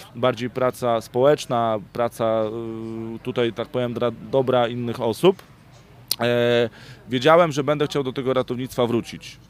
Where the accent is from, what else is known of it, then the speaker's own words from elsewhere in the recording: Bydgoszcz, Kuyavian-Pomeranian Voivodeship, Poland; pochodzę z Bydgoszczy